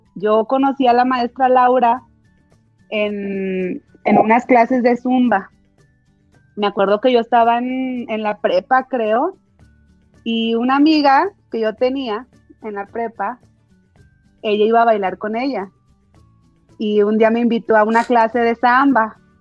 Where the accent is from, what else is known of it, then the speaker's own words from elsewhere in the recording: Jalpa, Zacatecas, Mexico; moved away as an adult; also born or lived in Villanueva, Zacatecas; now in Zacatecas, Mexico; Yo crecí en Jalpa. Ahí estudié desde el kinder hasta la preparatoria